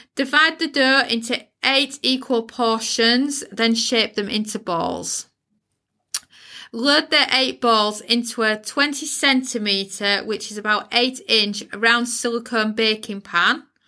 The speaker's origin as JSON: {"language": "English", "country": "United Kingdom", "accent": "UK", "said": "if you live in the uk you can tell by my accent accent where i live"}